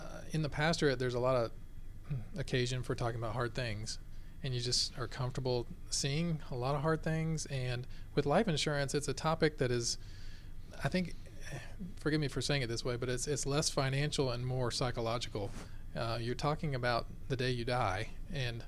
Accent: Lilburn, Georgia, United States; I grew up here in Lilburn, Georgia

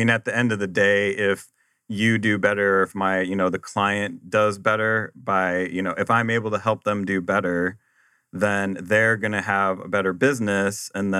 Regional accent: Nebraska, United States; also born or lived in Arizona / Boston; Well, I grew up in Nebraska and moved here to Arizona after I graduated.

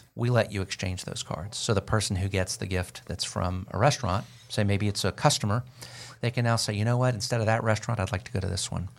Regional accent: Florida, United States; now in Georgia, United States; I'm from Florida, so I've been in Georgia for thirty years

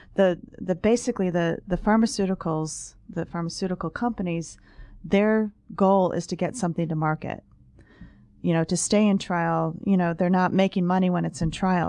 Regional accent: Ohio, United States; I'm a medical reporter and I'm from Ohio

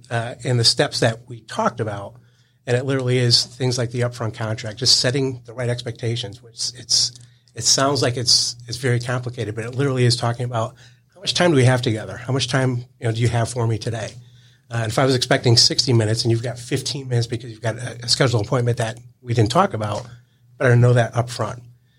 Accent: Connecticut, United States; I grew up in Connecticut, went to a small school in Rhode Island.

